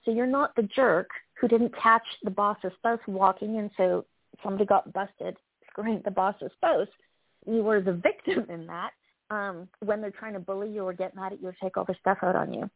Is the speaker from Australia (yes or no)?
no; Canada; I'm Canadian